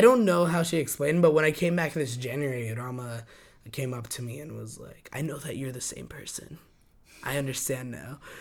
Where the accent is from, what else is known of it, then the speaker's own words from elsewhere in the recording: Albuquerque, New Mexico, United States; moved away as an adult; now in New York, United States; growing up in Albuquerque, you sometimes just feel so enclosed to everything